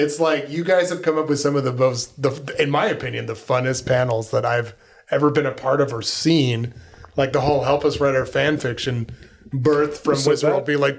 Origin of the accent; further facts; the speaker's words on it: Southern California, United States; I'm from Southern California where airports are just there, just going.